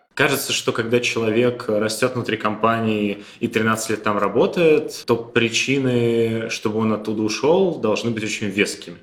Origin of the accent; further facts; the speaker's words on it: Ivanovo, Ivanovo Oblast, Russia; я из Иванова